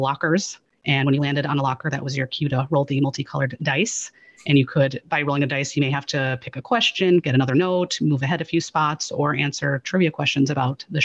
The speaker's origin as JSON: {"language": "English", "area": "outside of Chicago", "region": "Illinois", "country": "United States", "tie": "born or raised there", "moved": "yes", "lives_now": "Maine, United States", "said": "I grew up in outside of Chicago, which is, you know, like freezing half the year, much like Maine where I live now"}